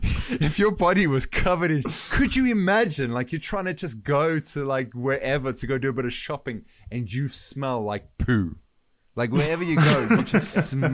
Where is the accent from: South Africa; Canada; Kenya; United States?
South Africa; moved away; coming from South Africa